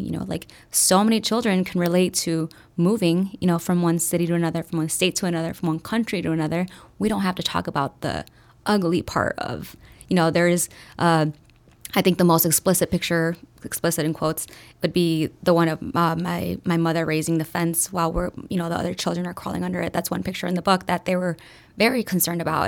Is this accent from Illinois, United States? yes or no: yes; Chicago, Illinois, United States; also born or lived in Durango, Mexico; moved to Chicago directly, um, was raised in a little village in the southwest side of Chicago